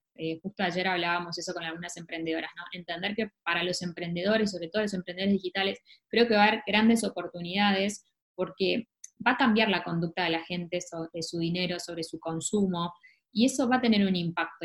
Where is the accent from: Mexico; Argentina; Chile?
Argentina